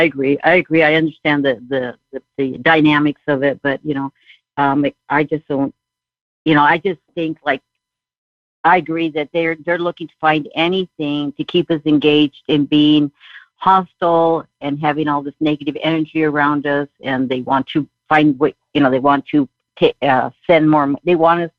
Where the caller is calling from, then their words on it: Southern California, United States; I'm calling from Southern California.